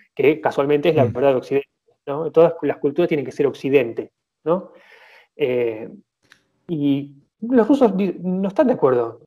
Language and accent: Spanish; Argentina; yo soy argentina